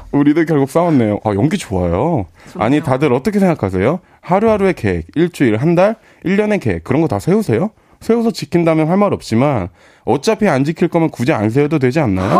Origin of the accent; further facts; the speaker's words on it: Incheon, South Korea; 저 인천 사람입니다.